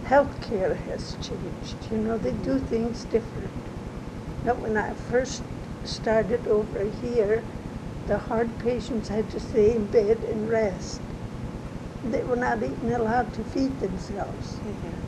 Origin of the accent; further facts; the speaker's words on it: Germany; also born or lived in Savannah, Missouri; now in Marceline, United States; I grew up in Germany.